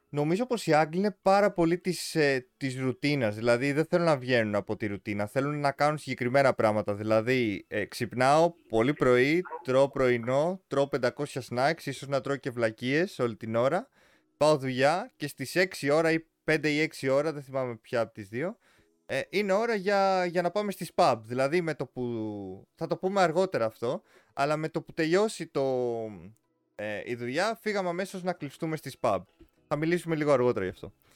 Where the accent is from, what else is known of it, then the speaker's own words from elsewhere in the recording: Greece; όντας σαν Έλληνες